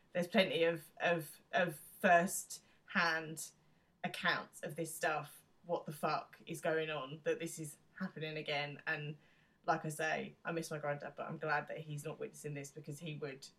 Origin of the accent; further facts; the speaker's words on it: United Kingdom; we're British